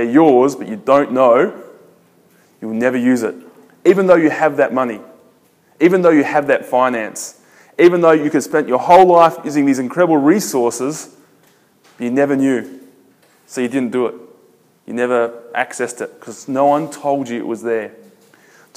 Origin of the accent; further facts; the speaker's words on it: Adelaide, South Australia, Australia; I'm from Australia. I'm from a city called Adelaide. It's in the south